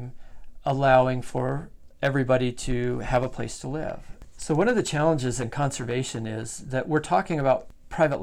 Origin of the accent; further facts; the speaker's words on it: Colorado, United States; moved away as an adult; now in Idaho, United States; I grew up with in Colorado